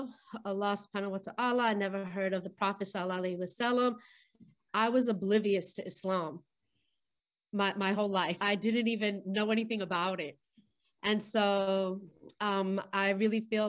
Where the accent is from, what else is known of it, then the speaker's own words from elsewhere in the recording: Florida, United States; I grew up in Florida